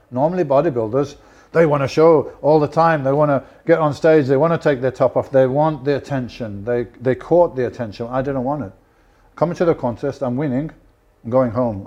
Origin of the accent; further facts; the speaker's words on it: Birmingham, West Midlands, United Kingdom; I'm from Birmingham